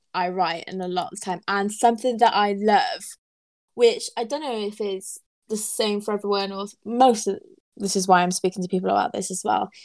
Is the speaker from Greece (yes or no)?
no; Wales, United Kingdom; I'm Welsh